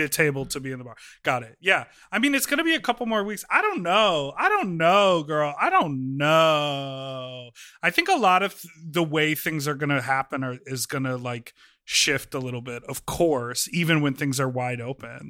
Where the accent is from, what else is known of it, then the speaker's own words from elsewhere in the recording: Evanston, Illinois, United States; in Evanston. I grew up